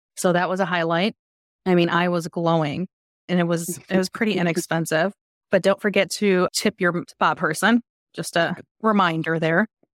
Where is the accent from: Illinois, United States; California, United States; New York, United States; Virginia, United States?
Illinois, United States; Chicago; from Chicago.